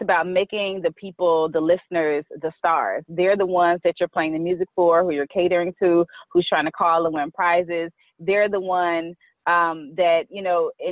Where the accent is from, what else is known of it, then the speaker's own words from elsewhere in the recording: Chattanooga, Tennessee, United States; moved away as an adult; now in Washington, D.C., United States; I'm originally from Chattanooga, Tennessee.